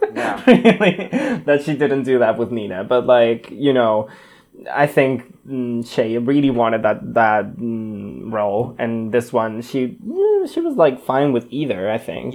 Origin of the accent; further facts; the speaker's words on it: Spain; also born or lived in Barcelona; I am a Spanish boy living in Spain